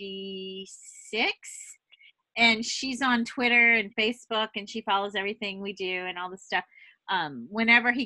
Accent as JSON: {"language": "English", "region": "the South", "country": "United States", "tie": "born or raised there", "moved": "yes", "lives_now": "California, United States", "said": "I grew up in the South, and I got my license at age 15"}